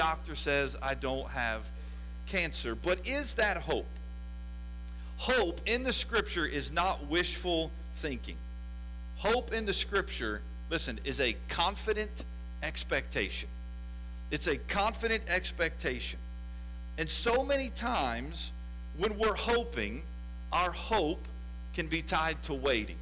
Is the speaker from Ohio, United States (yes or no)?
yes; West Chester, Ohio, United States; also born or lived in Lexington, Kentucky; I was born in Lexington, Kentucky, and then shortly after that moved to north of Cincinnati in a town called Westchester, Ohio. And that is where I was raised.